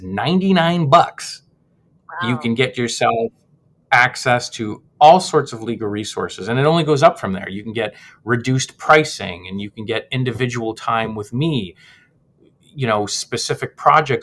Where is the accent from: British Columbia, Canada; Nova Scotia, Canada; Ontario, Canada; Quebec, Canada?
Quebec, Canada; Montreal; I'm actually was born in Montreal. I'm Canadian myself